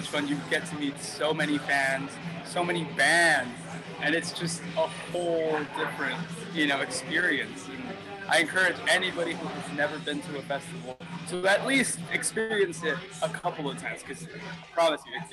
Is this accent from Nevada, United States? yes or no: no; Texas, United States; I'm from Texas and the band, we were all from Texas